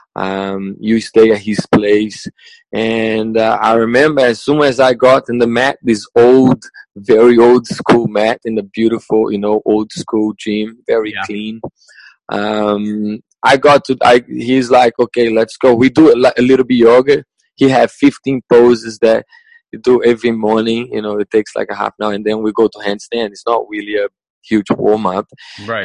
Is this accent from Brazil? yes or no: yes; Brazil; English is a second language; moved away as an adult; also born or lived in England / Spain / New Zealand; I'm from Brazil, uh, yeah. from a very small city in the countryside in the middle of Brazil.